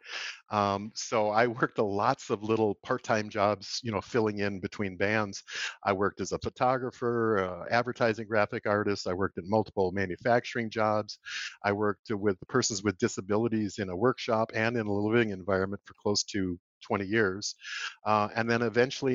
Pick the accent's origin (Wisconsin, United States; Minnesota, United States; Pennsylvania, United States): Minnesota, United States; Comfrey; I grew up on a rural farm in southwest corner of Minnesota near a little town of Comfrey, Minnesota.